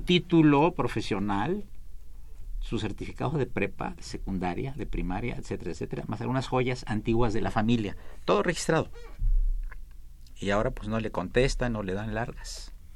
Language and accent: Spanish; Veracruz, Mexico; yo soy veracruzano